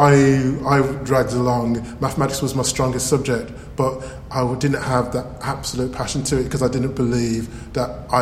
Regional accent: Birmingham, West Midlands, United Kingdom; accent: Birmingham; Yes, I'm from Birmingham. I can say I have a Birmingham accent.

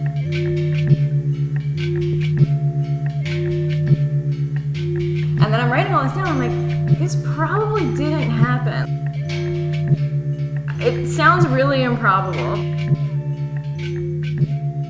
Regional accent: Las Vegas, Nevada, United States; moved away as an adult; now in Oakland, United States; I'm from Vegas, and I feel like this is the longest I've lived outside of Vegas.

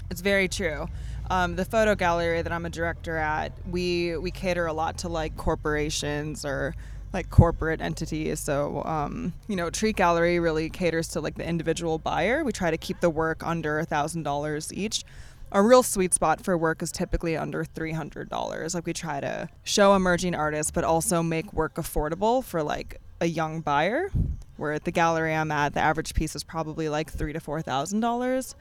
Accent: Florida, United States; moved away as an adult; also born or lived in Wisconsin / Atlanta; now in New York, United States; I was born in Wisconsin, raised in Florida.

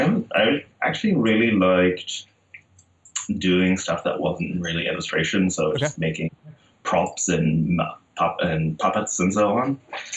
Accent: Netherlands; English is a second language; moved away as an adult; now in United States; I moved to the U.S. in 2010.

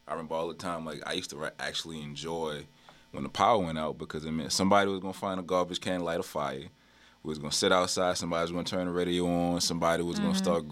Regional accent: New Orleans, Louisiana, United States; I grew up in the Lafitte projects, and I was born in 85

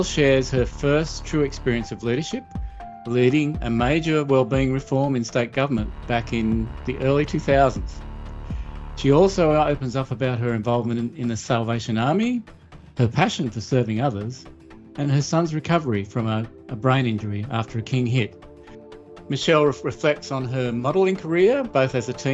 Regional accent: Australia; born or raised there

